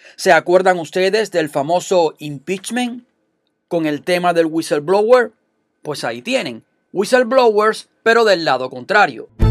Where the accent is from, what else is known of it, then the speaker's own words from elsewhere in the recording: Cuba; moved away as an adult; now in United States; yo vengo de Cuba, donde existe una dictadura desde hace 61 años, casi 62, y viví 29 años de mi vida en ese sistema.